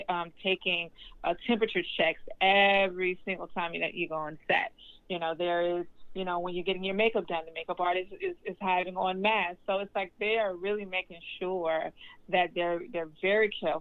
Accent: Birmingham, Alabama, United States; moved away; I'm from Birmingham, Alabama

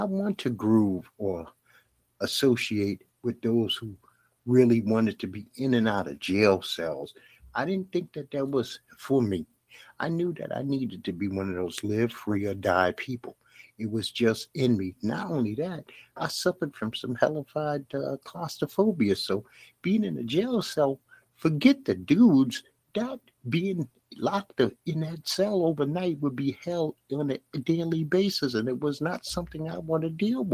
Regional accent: New York City, New York, United States; I grew up in Bed-Stuy, Brooklyn

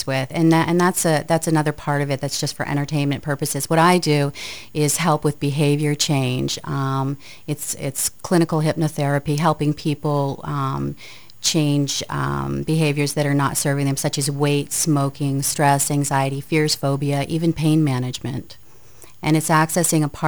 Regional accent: Aroostook County, northern Maine, United States; also born or lived in Lewiston-Auburn, Maine; I'm from Maine. I'm from northern Maine. I actually grew up in the county, so I'm a county girl.

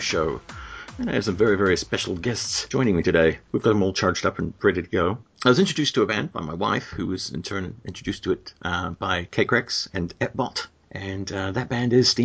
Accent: New Zealand; normally I hail from New Zealand, but I'm actually in Florida

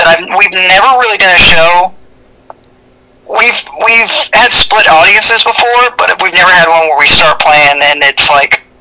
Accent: the South, United States; You know, I grew up in the South, and you know we preach thick skin here

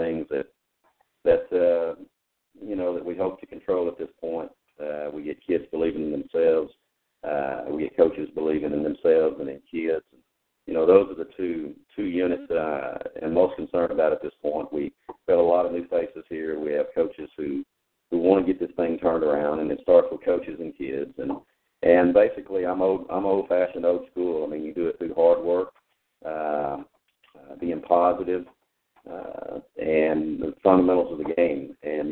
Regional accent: East Texas, United States; moved away as an adult; now in Somerville, United States; I'm originally from the East Texas area, and have coached and taught or admin in that area all of my career until recently

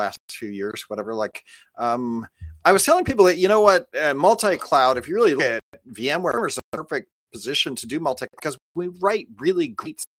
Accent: Los Angeles, California, United States; moved away as an adult; also born or lived in Calabasas; now in Bay Area, United States; I come from

